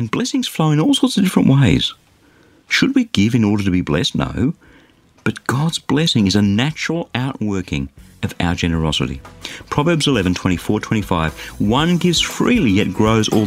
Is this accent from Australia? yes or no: yes; Australia; As an Australian, I'm blessed to be born in a safe and relatively affluent society